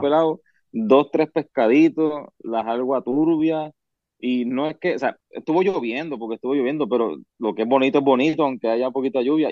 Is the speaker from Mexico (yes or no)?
no; Yabucoa, Puerto Rico; moved away as an adult; now in United States; yo me crié en Puerto Rico, viví allá hasta los 24 años